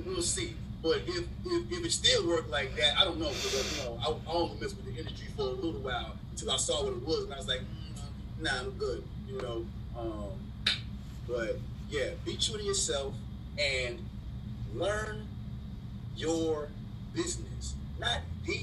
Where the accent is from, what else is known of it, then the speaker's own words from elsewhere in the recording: South Carolina, United States; We're from the Palmetto State.